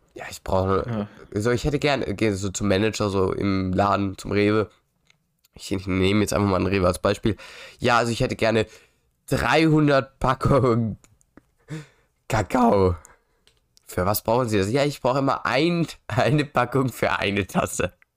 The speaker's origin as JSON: {"language": "German", "country": "Germany", "said": "Ich bin ja auch Deutscher."}